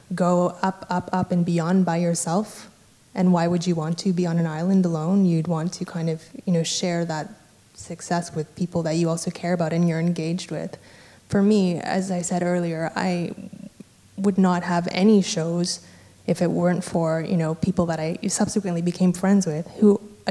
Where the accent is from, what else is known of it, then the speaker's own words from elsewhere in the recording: Vancouver, British Columbia, Canada; I'm from Vancouver in Canada